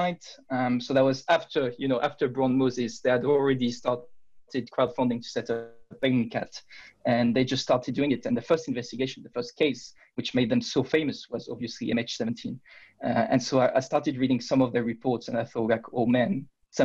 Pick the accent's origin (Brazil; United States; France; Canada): France; I'm from France